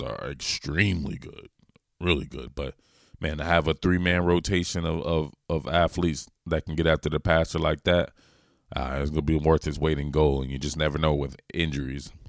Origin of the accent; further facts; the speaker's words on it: the South, United States; accent: Southern; my mellow accent from the South.